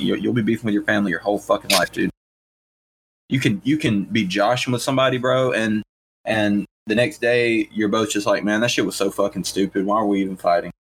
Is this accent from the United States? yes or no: yes; the South, United States; we're from the South